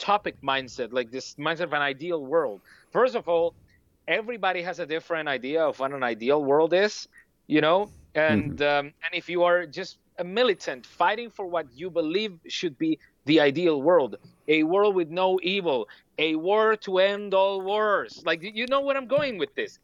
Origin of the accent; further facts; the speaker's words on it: Venezuela; English is a second language; now in Germany; I come from a place where I had to worry about, not getting shot in the head while I would go shopping for food